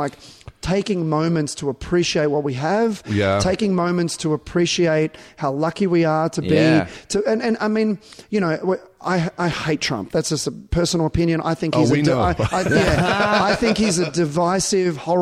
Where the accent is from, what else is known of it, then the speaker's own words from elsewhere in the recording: Australia; I'm not American being Australian